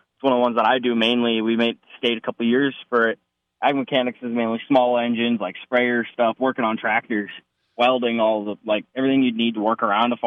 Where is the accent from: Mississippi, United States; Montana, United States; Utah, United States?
Montana, United States; Belfry; I grew up around here in Montana. I go to school in Belfry